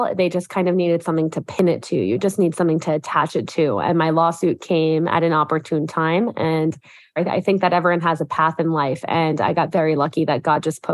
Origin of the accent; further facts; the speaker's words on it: Mexico; moved away; I grew up in Mexico